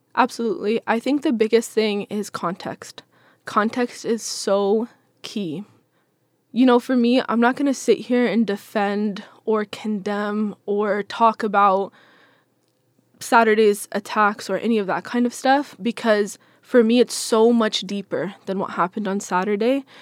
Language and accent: English; Seattle, Washington, United States; I'm from Seattle, born and raised